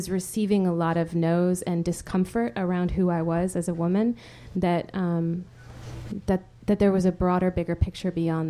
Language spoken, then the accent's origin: English; Spain; is the irony that I grew up in Spain. You know, Spain is it's not exactly a country that's lacking in sensuality.